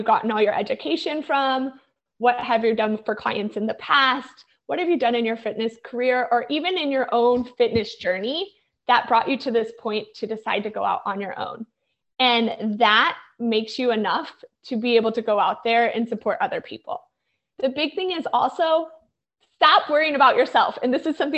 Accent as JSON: {"language": "English", "town": "St. Louis", "region": "Missouri", "country": "United States", "tie": "born or raised there", "also_born_or_lived": "New York", "moved": "as an adult", "said": "I grew up in St. Louis, the middle of the United States, and had started my career there"}